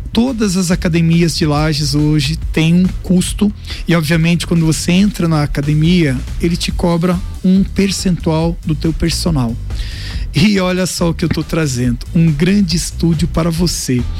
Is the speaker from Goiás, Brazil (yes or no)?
no; Lages, Santa Catarina, Brazil; born or raised there